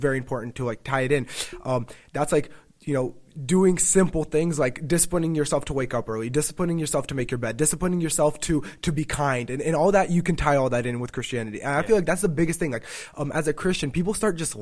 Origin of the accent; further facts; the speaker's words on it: Tennessee, United States; also born or lived in Rochester; I'm from Tennessee